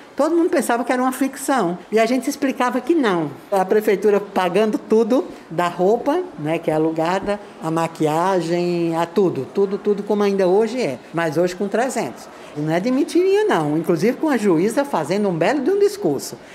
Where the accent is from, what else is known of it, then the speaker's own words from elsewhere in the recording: Northeast Region, Brazil; moved away; eu sou do Nordeste com muito orgulho